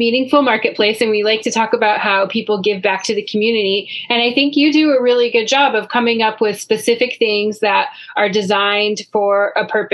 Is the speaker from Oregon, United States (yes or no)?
yes; Mount Hood, Oregon, United States; I grew up on Mount Hood, and there was a candy shop, the Oregon Candy Farm